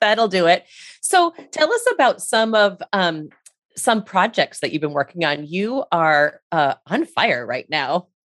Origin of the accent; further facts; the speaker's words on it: Rhode Island, United States; I'm from Rhode Island myself